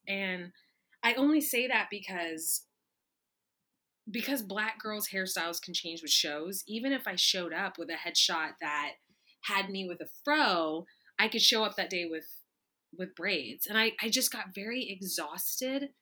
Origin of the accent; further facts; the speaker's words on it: East Texas, United States; I'm from the South. I'm from, you know, East Texas